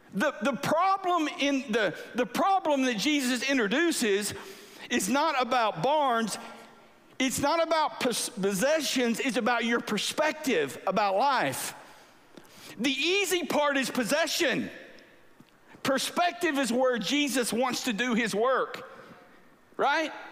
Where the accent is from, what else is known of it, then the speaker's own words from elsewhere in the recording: Angleton, Texas, United States; I grew up in South Texas by the beach